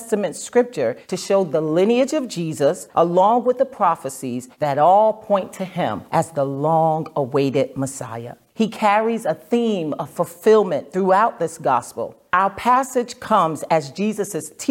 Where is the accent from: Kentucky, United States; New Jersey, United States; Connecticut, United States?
New Jersey, United States; moved away as an adult; now in Nashville, United States; I'm originally from New Jersey